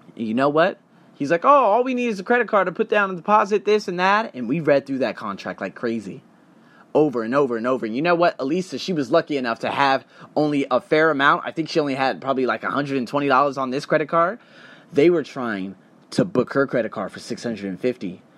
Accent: United States; as an American

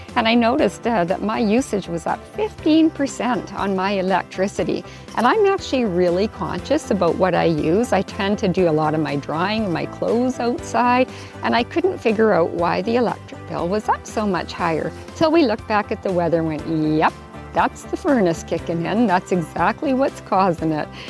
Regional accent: Whitehorse, Yukon, Canada; now in Vancouver Island, Canada; back in my hometown in Whitehorse, Yukon

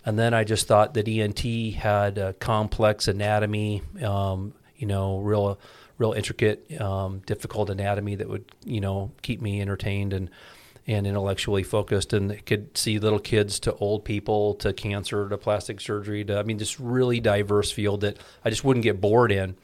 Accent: Ames, Iowa, United States; now in Clive, United States; I was born in Ames, Iowa. And I'm a uh, born and raised Iowa kid.

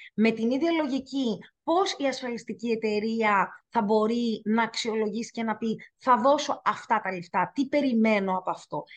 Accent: Greece; εγώ είμαι Ελληνίδα και το τιμώ και αγαπώ πάρα πολύ τη χώρα μας

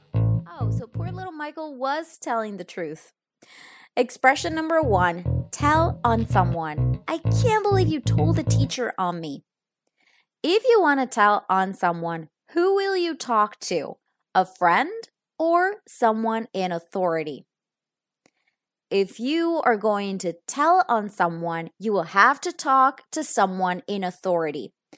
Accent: Italy; now in Spain; I am actually in my childhood bedroom because I am in Italy. If you don't know this yet, I am actually from Italy, so my family lives here

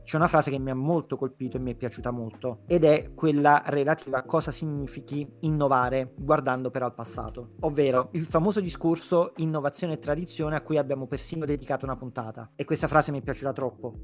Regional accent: Naples, Campania, Italy; proprio da napoletano

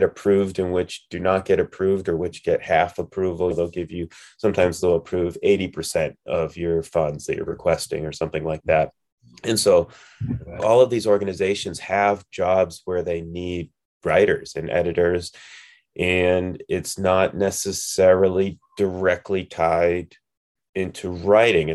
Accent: New Hampshire, United States; moved away as an adult; now in Colorado, United States; I'm from New Hampshire

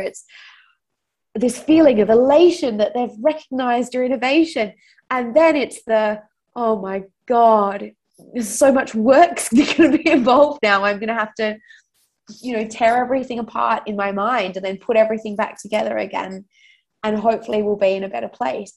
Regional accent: Australia; accent: Australian; moved away as an adult; also born or lived in London; I'm I'm Australian

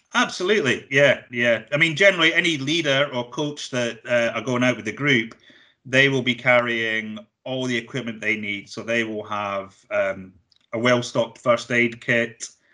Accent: Blairgowrie, Scotland, United Kingdom; I'm from Blairgowrie originally

